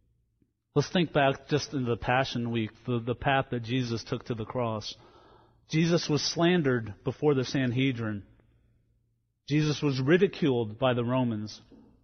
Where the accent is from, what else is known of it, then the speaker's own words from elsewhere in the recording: New Jersey, United States; moved away; also born or lived in Louisiana; I grew up in New Jersey before I went to Louisiana.